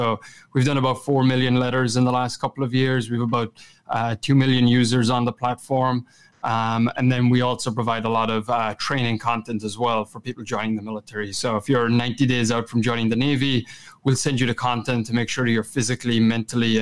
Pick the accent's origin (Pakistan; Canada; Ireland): Ireland; Kerry, Munster; accent: Kerry; moved away as an adult; also born or lived in Boston; my Kerry accent